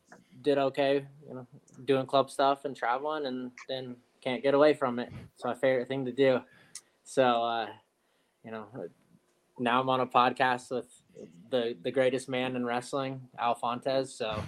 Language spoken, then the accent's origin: English; Teton Valley, Idaho, United States; moved away as an adult; also born or lived in California / Colorado; So I grew up in Teton Valley, went to Teton High School.